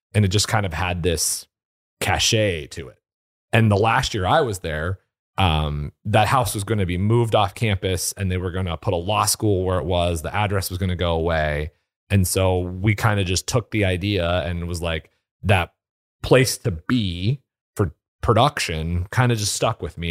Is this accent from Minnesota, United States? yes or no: no; White Sulphur Springs, Montana, United States; now in Michigan, United States; I grew up in Montana, so big sky country.